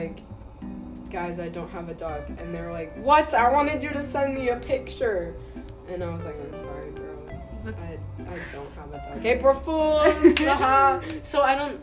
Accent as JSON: {"language": "English", "region": "California", "country": "United States", "tie": "born or raised there", "said": "I was born in California"}